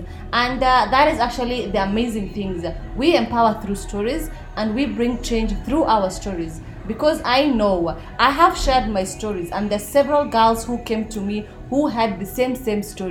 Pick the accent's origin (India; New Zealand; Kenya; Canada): Kenya; Nakuru, Nakuru County; I come from Nakuru, so I'm not a Nairobi person